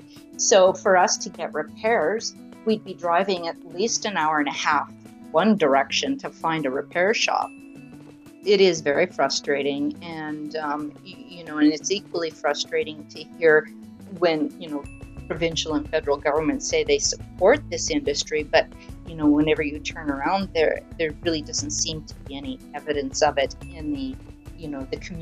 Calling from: Plumas, Manitoba, Canada; from Plumas, Manitoba. I currently drive a Toyota RAV4 SUV

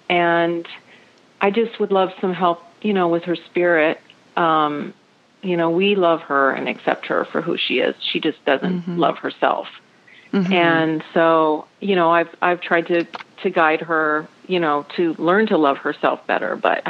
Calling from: Vashon Island, Washington, United States; I'm calling from Vashon Island, Washington.

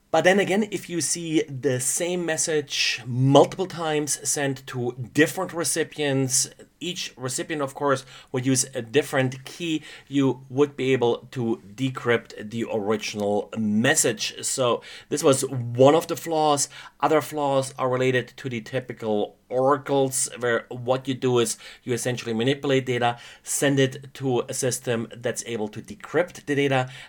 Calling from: Stockheim, Bavaria, Germany; today I'm recording from Stockheim, Germany.

